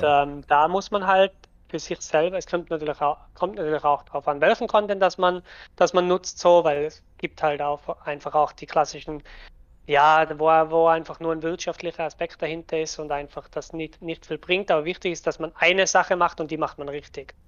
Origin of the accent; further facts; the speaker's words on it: Tyrol, Austria; accent: Tyrolean; Ich bin aus Österreich, sprich eigentlich einen tirolerischen Dialekt